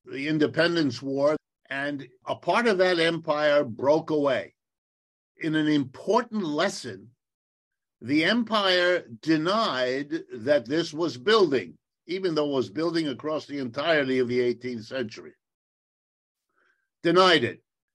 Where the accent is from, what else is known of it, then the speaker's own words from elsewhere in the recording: Youngstown, Ohio, United States; I was born in the United States in Youngstown, Ohio. I've lived and worked here all my life